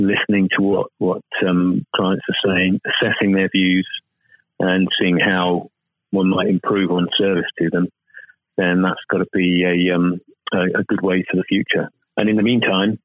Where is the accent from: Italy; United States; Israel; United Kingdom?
United Kingdom; speaking as a Brit